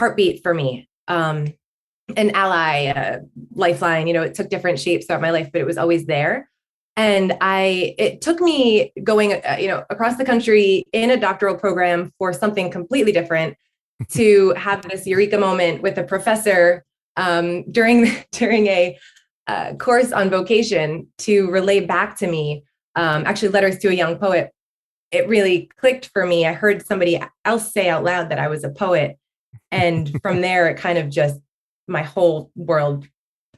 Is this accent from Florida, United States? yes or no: no; Northern New Jersey, United States; I'm from Northern New Jersey. I've been here obviously with some breaks in between, but pretty much my whole life. And I grew up in a small suburban, very suburban neighborhood.